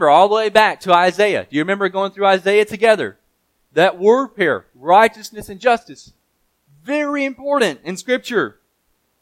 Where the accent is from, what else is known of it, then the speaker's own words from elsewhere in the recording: Mississippi, United States; I grew up playing soccer in Mississippi